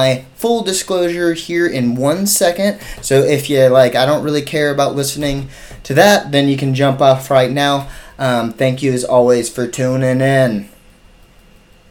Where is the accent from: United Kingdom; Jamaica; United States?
United States; we're American